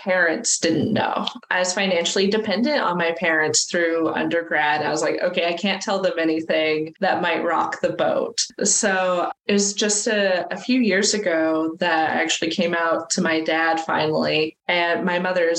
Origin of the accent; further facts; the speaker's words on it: California, United States; I grew up in California. But not fun liberal California